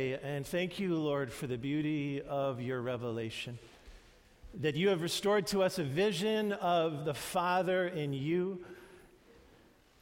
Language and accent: English; New York, United States; the youth group that I grew up in New York